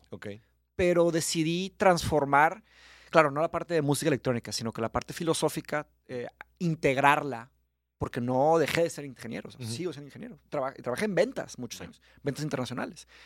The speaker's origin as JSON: {"language": "Spanish", "town": "Monterrey", "region": "Nuevo León", "country": "Mexico", "tie": "born or raised there", "also_born_or_lived": "Brazil / São Paulo, Brazil", "accent": "regio"}